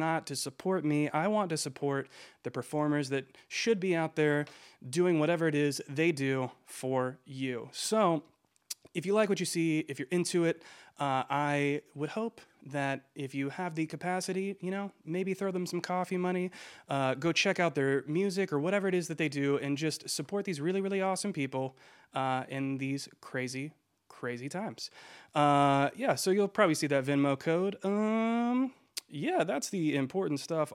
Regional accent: Georgia, United States; I am from Georgia

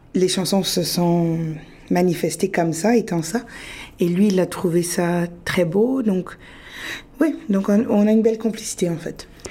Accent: Sudbury, Ontario, Canada; moved away as an adult; also born or lived in France / Peru (ancestry); j'ai grandi, je suis née, j'ai grandi à Sudbury.

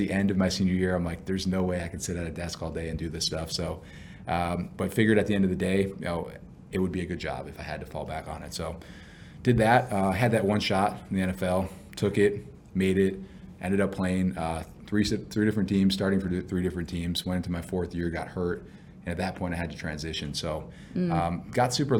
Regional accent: Buffalo, New York, United States; I grew up in Buffalo, New York

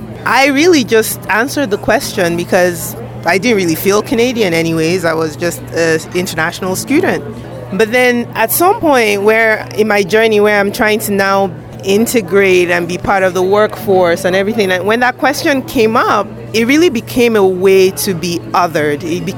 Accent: Nigeria; So when people said, where are you from? I just said, Nigeria.

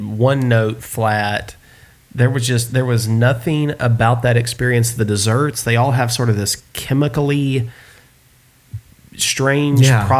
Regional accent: the South, United States; I was born and raised in the South.

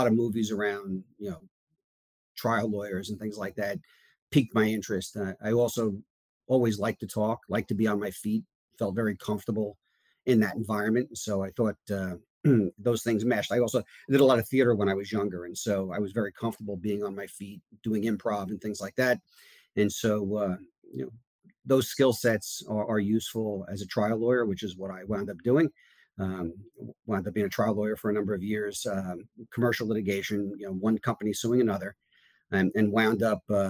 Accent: suburbs of New York City, United States; moved away as an adult; now in North Carolina, United States; I grew up in New York, the suburbs of New York City.

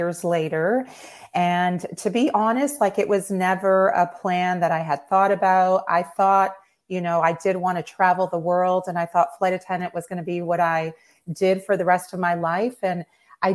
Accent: Toronto, Ontario, Canada; moved away as an adult; also born or lived in Maryland; now in Pensacola, United States; I was born and raised in Toronto

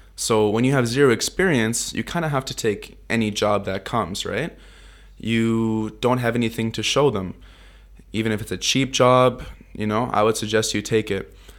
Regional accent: Vancouver, British Columbia, Canada; moved away as an adult; also born or lived in Toronto, Ontario; now in Tokyo, Japan; I grew up in Vancouver, Canada, since I was five years old. I was actually born in Toronto, Ontario on a farm

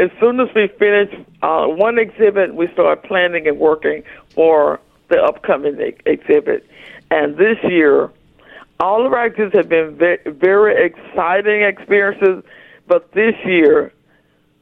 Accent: Texarkana, Arkansas, United States; moved away as an adult; also born or lived in Jefferson City, Missouri / Milwaukee, Wisconsin; I grew up in Texarkana, Arkansas

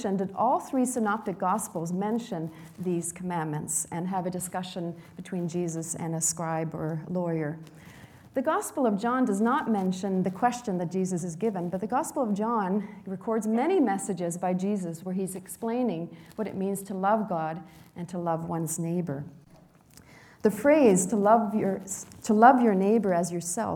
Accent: Sweden; now in Canada; the hometown where I was born in Sweden

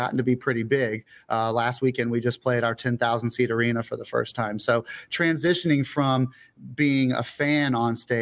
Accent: Pensacola, Florida, United States; moved away; I was born where I am right now in Pensacola, Florida. I did leave for 10 years and came back. So I've been back here in my hometown for a long time

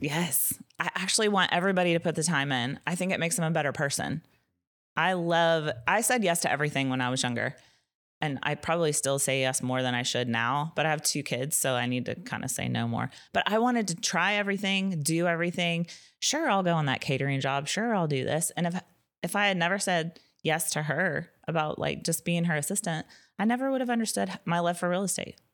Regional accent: Nashville, Tennessee, United States; I'm from Nashville

